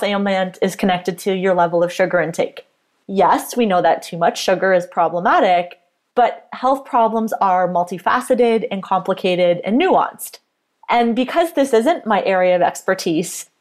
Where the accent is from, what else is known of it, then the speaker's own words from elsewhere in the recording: Canada; I am a Canadian registered dietitian and sports nutritionist